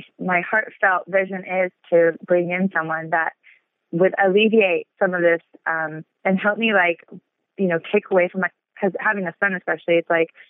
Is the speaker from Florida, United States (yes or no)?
no; Los Angeles, California, United States; I'm born and raised in Los Angeles